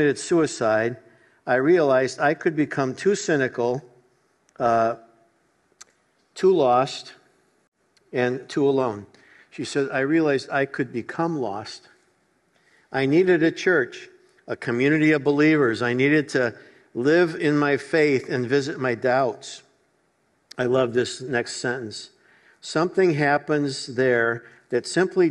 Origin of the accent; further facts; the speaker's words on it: Chicago, Illinois, United States; I grew up in Chicago